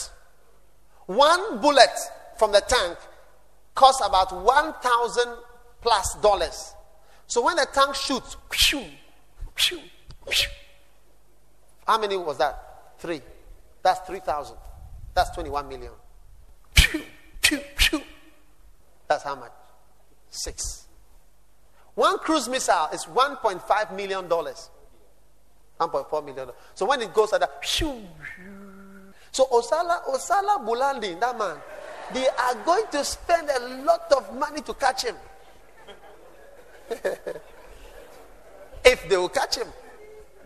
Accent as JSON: {"language": "English", "country": "Ghana", "said": "I'm not an American. I'm a Ghanaian in Africa"}